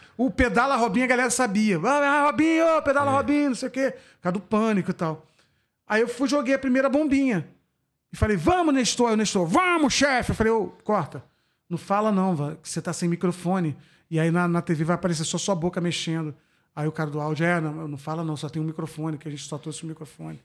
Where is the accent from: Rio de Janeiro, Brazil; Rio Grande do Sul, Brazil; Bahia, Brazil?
Rio de Janeiro, Brazil; Macaé; moved away; Eu, quando saí de Macaé